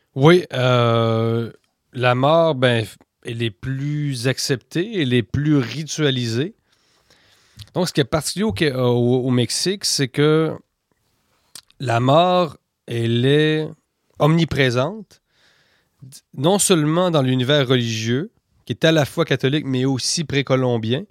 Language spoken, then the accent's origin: French; Quebec, Canada; quand on vient du Québec